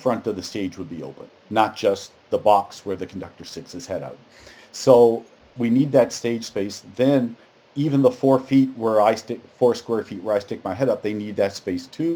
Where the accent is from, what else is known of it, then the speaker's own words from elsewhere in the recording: Newfoundland and Labrador, Canada; moved away; I'm from Newfoundland and we graduate after grade 11, at least when I was going there